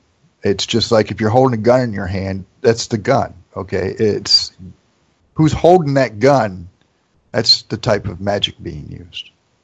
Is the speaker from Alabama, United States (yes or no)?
no; Toledo, Ohio, United States; also born or lived in Sedona, Arizona; I was born, to the best of my knowledge, I was born in Toledo and raised here. And then I moved. I've been all over the country. I've done time in Sedona.